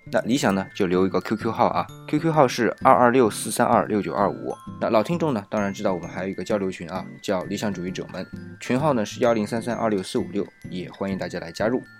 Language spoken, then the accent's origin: Chinese; China; 我们中国人，特别是中国人啊，是特别惧怕死亡